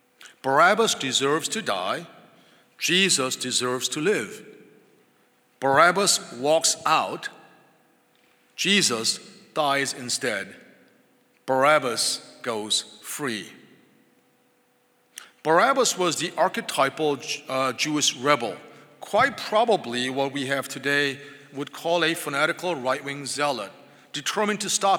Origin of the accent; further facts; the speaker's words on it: England, United Kingdom; I'm English, and that meant that when I was born, I was baptized into the Church of England.